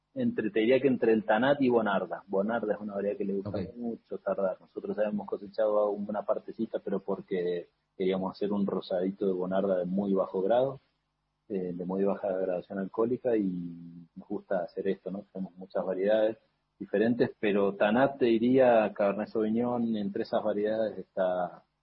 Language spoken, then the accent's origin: Spanish; Mendoza, Argentina; born or raised there; moved away as an adult; also born or lived in San Juan; now in Cafayate, Argentina